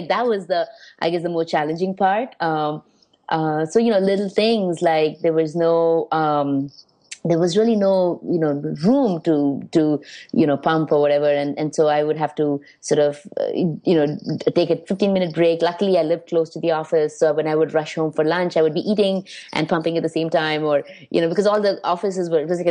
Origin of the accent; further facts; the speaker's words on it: India; now in New York, United States; being Indian